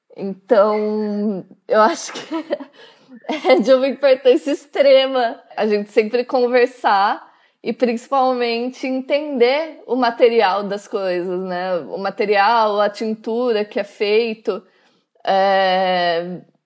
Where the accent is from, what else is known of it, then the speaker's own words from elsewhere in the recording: Vinhedo, São Paulo, Brazil; moved away as an adult; now in Milan, Italy; eu sou de Vinhedo